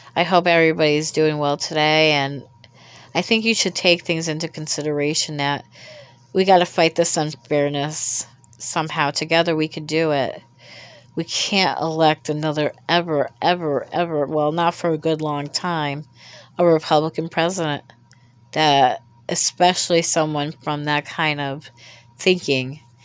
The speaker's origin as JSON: {"language": "English", "country": "United States", "tie": "born or raised there", "said": "I was born in America"}